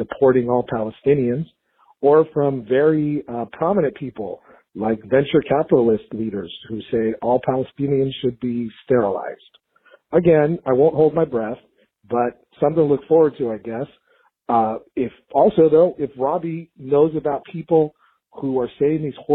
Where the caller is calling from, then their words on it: Los Angeles, California, United States; I'm calling from Los Angeles, California